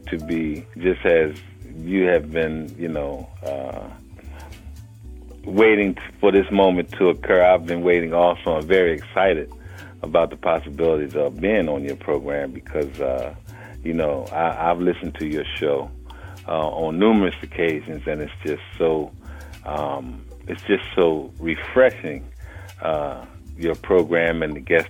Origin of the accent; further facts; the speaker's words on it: Philadelphia, Pennsylvania, United States; I was born and raised in Philadelphia, Pennsylvania, and grew up in West Philly